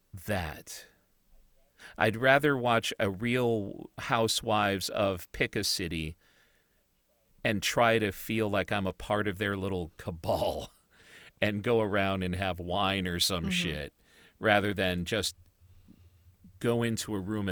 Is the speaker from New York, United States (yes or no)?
no; Chicago, Illinois, United States; I mean, you and I grew up in Chicago when the Bulls were the Bulls.